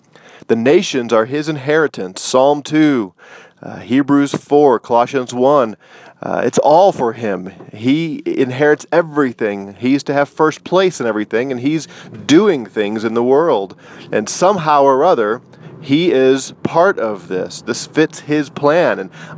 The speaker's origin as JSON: {"language": "English", "country": "United States", "said": "because I am an American"}